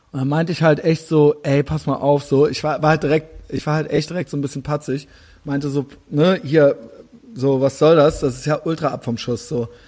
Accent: Düsseldorf, North Rhine-Westphalia, Germany; nee, nee, ich habe da nur studiert, so, ich äh, bin aus Düsseldorf.

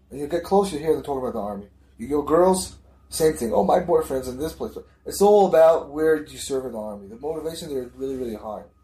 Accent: United States; moved away; I'm from America

